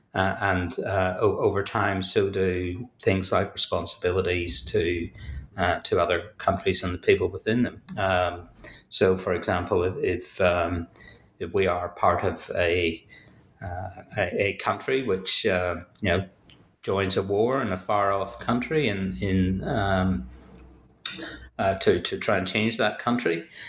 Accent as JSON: {"language": "English", "town": "Belfast", "region": "Northern Ireland", "country": "United Kingdom", "tie": "born or raised there", "said": "as you may hear from, from my accent, uh, I'm from Belfast, so I, I, grew up in a contested space"}